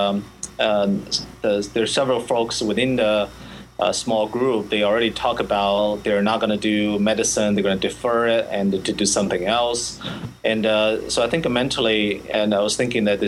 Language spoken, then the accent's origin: English; Shanghai, China; moved away as an adult; now in United States; I grew up in Shanghai